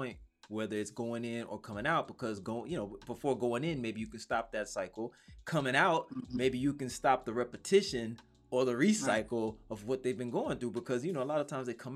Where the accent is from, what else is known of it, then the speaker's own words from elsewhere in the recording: Mississippi Gulf Coast, United States; I'm from down there.